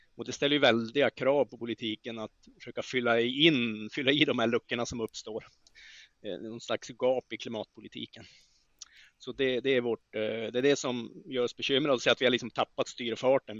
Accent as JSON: {"language": "Swedish", "region": "northern Sweden", "country": "Sweden", "tie": "born or raised there", "said": "min hembygd i norra Sverige"}